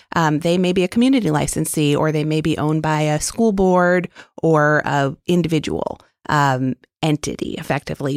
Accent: New York City, New York, United States; moved away as an adult; also born or lived in Arlington, Virginia / Washington, D.C.; I was born and raised in Manhattan

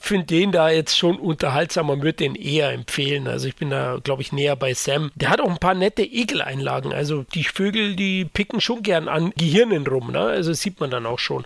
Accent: Bavaria, Germany

